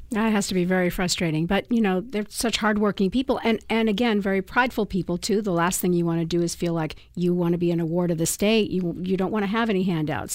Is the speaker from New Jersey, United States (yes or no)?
no; Boston, Massachusetts, United States; now in San Diego, United States; I'm originally from Boston